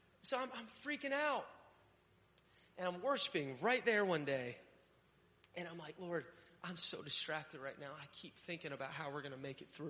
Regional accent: Connecticut, United States; moved away; also born or lived in Florida; I grew up in Connecticut

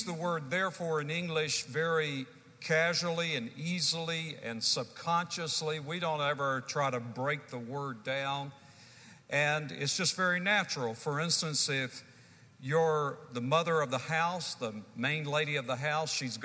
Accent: the Carolinas, United States; I'm from the Carolinas, and we have an expression that the chips don't fall far from the stump

